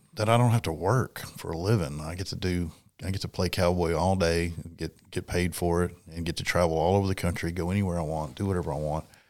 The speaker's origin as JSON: {"language": "English", "region": "South Dakota", "country": "United States", "said": "I'm from South Dakota, and from South Dakota, we live the cowboy culture."}